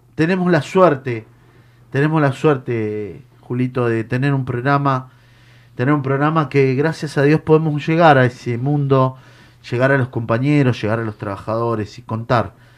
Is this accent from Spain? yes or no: no; Argentina; somos argentinos